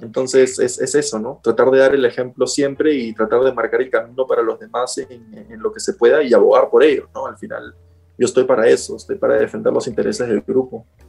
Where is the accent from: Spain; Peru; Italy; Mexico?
Peru; yo soy peruano